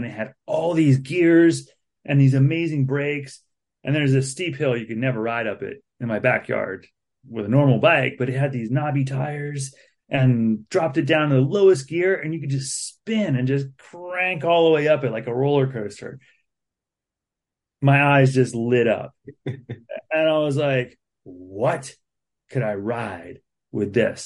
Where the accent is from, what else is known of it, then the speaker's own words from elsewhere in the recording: Baltimore County, Maryland, United States; moved away as an adult; now in Harrisonburg, United States; I grew up in Baltimore County, Maryland, in a welfare family, single mom, three kids